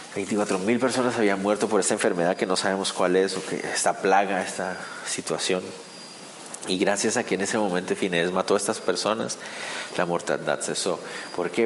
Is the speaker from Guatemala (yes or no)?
yes; Guatemala; para nosotros como guatemaltecos